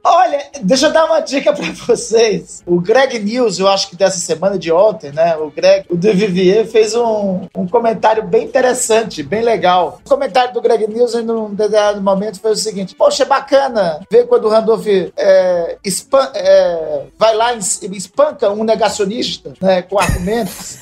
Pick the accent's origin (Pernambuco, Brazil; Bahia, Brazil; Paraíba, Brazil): Pernambuco, Brazil; Garanhuns; now in Macapá, Brazil; eu nasci lá em Garanhuns